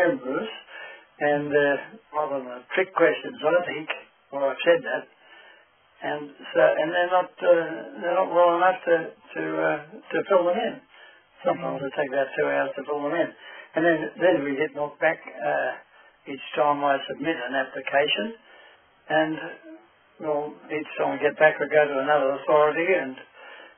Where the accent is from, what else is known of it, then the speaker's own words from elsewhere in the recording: Hamilton, New South Wales, Australia; I was born in Hamilton, in New South Wales, in 1916